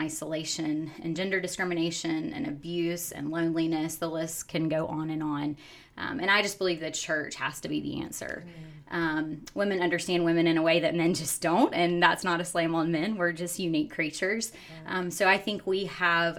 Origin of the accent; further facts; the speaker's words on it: South Carolina, United States; moved away as an adult; now in Oklahoma, United States; originally I am from South Carolina, born and raised, grew up in IPHC churches in South Carolina